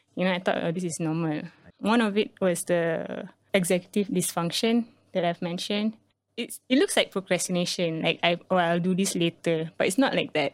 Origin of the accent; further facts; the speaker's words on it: Singapore; also born or lived in Malaysia; being here as a Singaporean